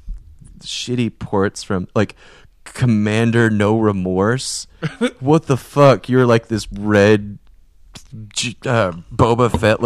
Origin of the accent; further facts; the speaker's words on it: Marysville, Washington, United States; my hometown of Marysville, Washington